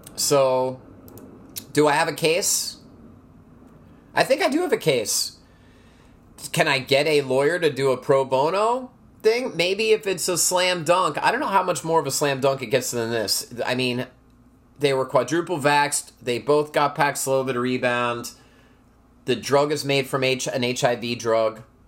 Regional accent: United States; Couldn't we as American citizens present

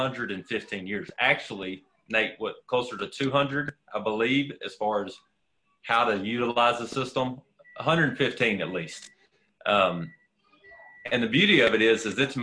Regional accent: Texas, United States; as a Texan

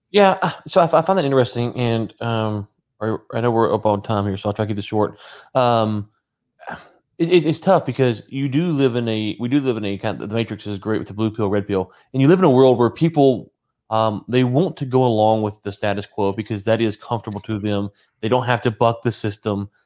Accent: United States; as an American

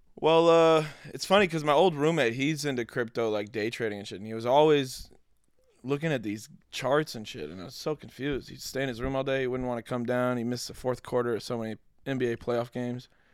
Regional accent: Denver, Colorado, United States; now in Los Angeles, United States; I'm from Denver

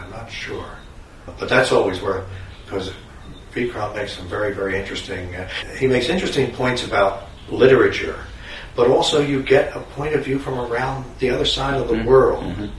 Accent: Chicago, Illinois, United States; I grew up in Chicago.

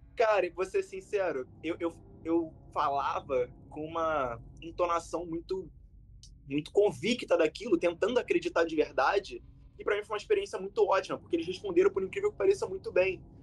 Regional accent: Rio de Janeiro, Brazil; como um bom carioca, mesmo sendo novo

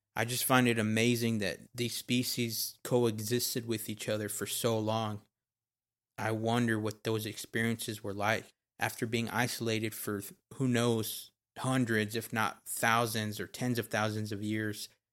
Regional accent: Texas, United States; I was born and raised in Texas.

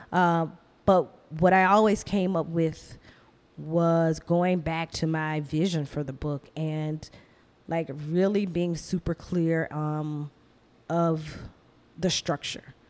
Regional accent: Athens, Georgia, United States; moved away as an adult; now in Brooklyn, United States; I would be living back in my hometown

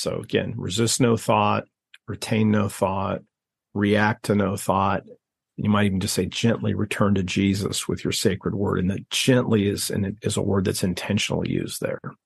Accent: Ohio, United States; I grew up in Ohio

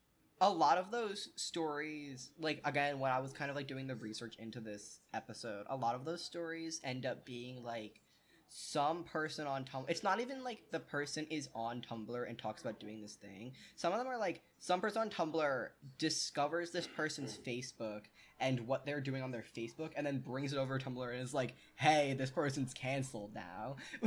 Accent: New York City, New York, United States; I'm from New York City, where the homeless have the decency to try and work for money

